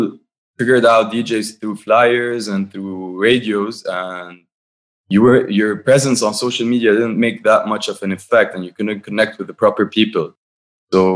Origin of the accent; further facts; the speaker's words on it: Byblos, Keserwan-Jbeil, Lebanon; moved away as an adult; now in Beirut, Lebanon; We're all from Byblos.